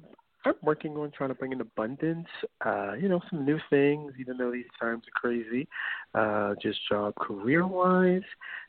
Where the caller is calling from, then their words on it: New York, United States; I'm from New York.